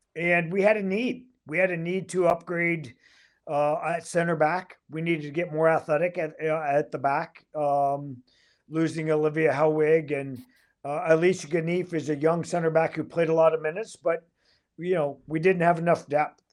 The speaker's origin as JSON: {"language": "English", "country": "Canada", "also_born_or_lived": "Michigan", "said": "I'm Canadian"}